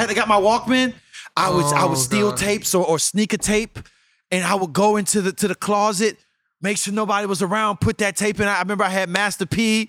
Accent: St. Petersburg, Florida, United States; I'm from St. Pete

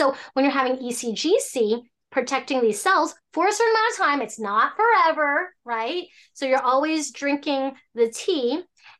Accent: Hong Kong; So I'm from Hong Kong. So essentially, my family was from China.

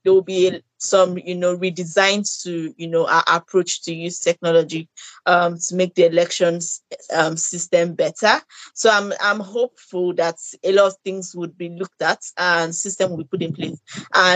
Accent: Nigeria; as a Nigerian

